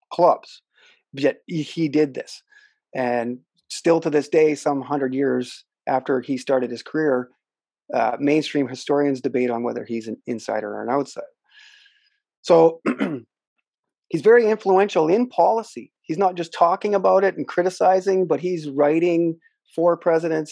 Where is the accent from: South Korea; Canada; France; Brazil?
Canada; here in my hometown